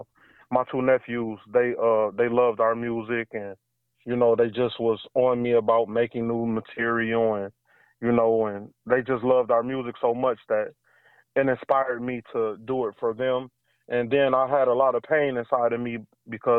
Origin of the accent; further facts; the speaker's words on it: Flint, Michigan, United States; moved away as an adult; also born or lived in Detroit, Michigan; now in Atlanta, United States; Flint, Michigan. Flint and Detroit. I'm all Michigan. I was born and raised in Michigan. I've been in Atlanta, Georgia for like 4 years now